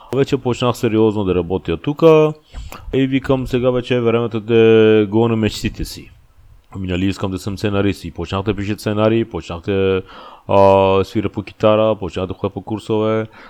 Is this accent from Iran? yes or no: yes; Iran; Bulgarian is a second language; moved away as an adult; now in Bulgaria; аз съм пораснал в Иран, ама искам да израснам в България